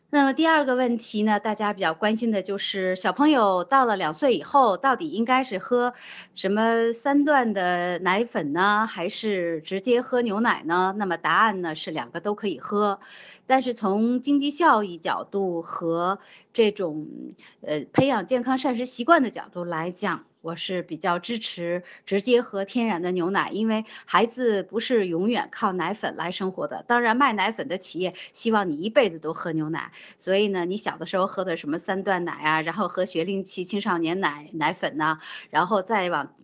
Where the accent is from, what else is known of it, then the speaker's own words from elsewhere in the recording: China; 我们中国人